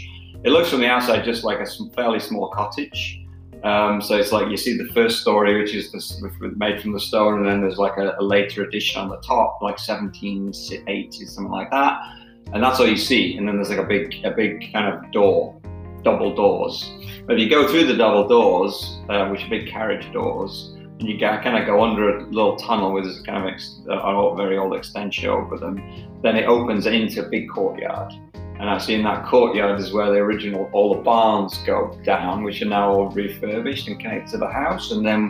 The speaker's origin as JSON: {"language": "English", "town": "Manchester", "region": "North West England", "country": "United Kingdom", "tie": "born or raised there", "said": "We had a fairly big garden growing up in Manchester, and I always had my own little side of garden."}